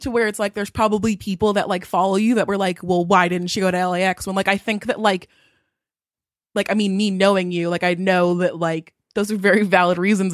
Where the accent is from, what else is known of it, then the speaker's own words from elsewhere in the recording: Southern California, United States; I was born and raised in Southern California.